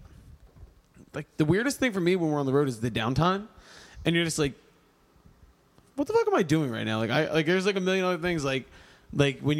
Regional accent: Philadelphia, Pennsylvania, United States; we're from Philly

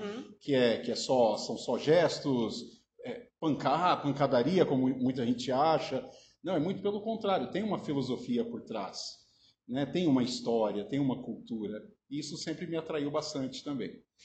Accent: Minas Gerais, Brazil; moved away as an adult; now in Araraquara, Brazil; venho de Minas Gerais, estou em Araraquara há seis anos

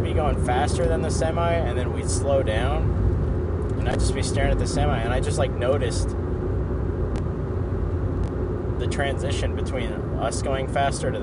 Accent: Portland, Oregon, United States; back in Portland

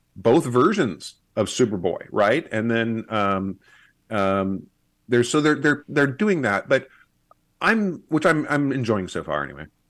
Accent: Kansas, United States; also born or lived in East Coast / Iowa; now in Missouri, United States; I grew up in Kansas

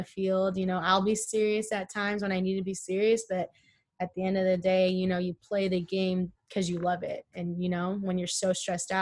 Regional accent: California, United States; also born or lived in Arizona; I'm from California

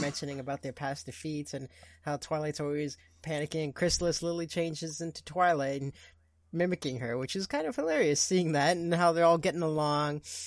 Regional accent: Portugal; first language Portuguese; English is a second language; now in Canada; I am Canadian, but I'm also Portuguese

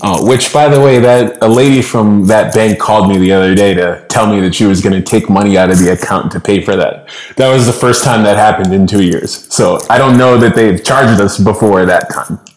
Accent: Boston, Massachusetts, United States; moved away as an adult; now in Loja, Ecuador; born and raised in Boston.

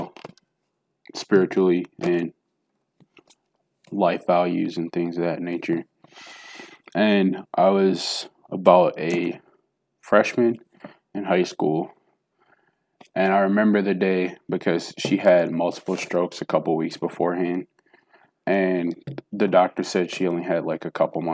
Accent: Milwaukee, Wisconsin, United States; also born or lived in Jackson, Tennessee; I was born in Jackson, Tennessee, and I moved to Milwaukee, Wisconsin when I was 3. So I'm from Wisconsin now

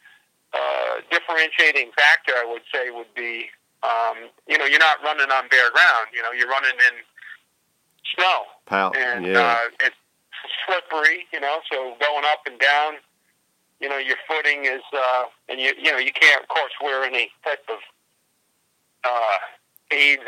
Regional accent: New England, United States; we're from New England. We're kind of used to, that kind of weather

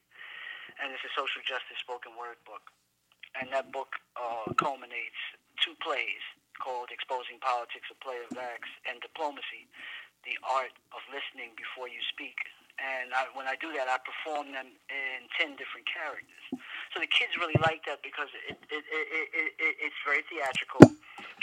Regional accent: New York City, New York, United States; I'm from the Bronx, New York

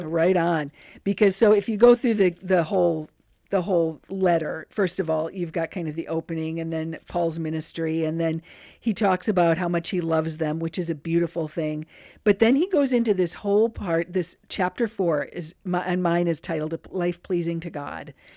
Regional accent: River Falls, Wisconsin, United States; growing up in River Falls, Wisconsin

